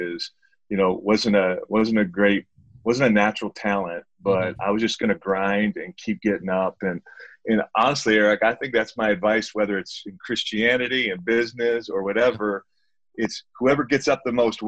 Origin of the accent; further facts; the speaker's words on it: Detroit, Michigan, United States; I grew up in Detroit, Michigan